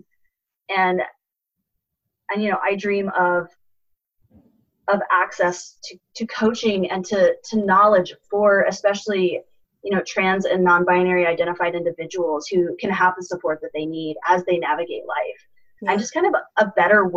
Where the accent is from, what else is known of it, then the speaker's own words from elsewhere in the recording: Missouri, United States; I am a Midwesterner at not just at heart, but for life. I've lived in Missouri my whole life. And, you know, growing up in a rural community